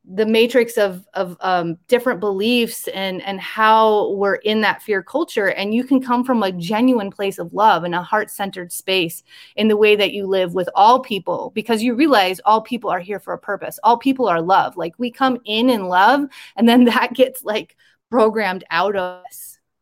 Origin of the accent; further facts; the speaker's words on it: rural Iowa, United States; moved away; this is my hometown that i grew up in very rural iowa